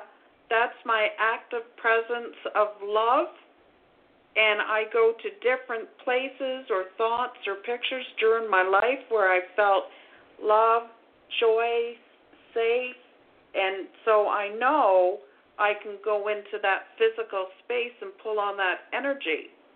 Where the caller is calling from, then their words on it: Ontario, Canada; I'm calling from Ontario.